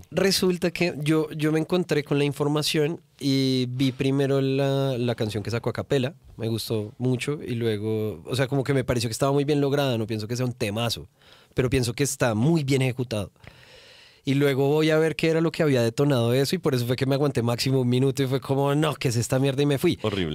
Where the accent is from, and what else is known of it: Bogotá, Bogotá Capital District, Colombia; accent: rolo; also born or lived in Cali, Colombia